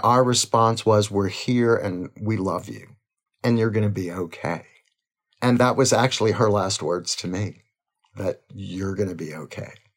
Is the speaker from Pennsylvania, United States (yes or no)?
no; Crowley, Louisiana, United States; we were born in a little town called Crowley, Louisiana